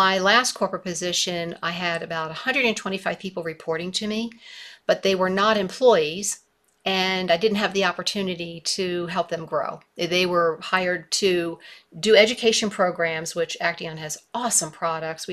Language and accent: English; Baltimore, Maryland, United States; moved away as an adult; now in Missoula, United States; I grew up in Baltimore. I lived there my entire life